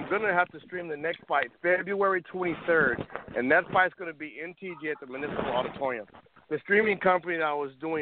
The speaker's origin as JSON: {"language": "English", "town": "Oakland", "region": "California", "country": "United States", "tie": "born or raised there", "moved": "as an adult", "lives_now": "Los Angeles, United States", "said": "I'm a Bay Area guy, Oakland, kind of a little different being Cuban"}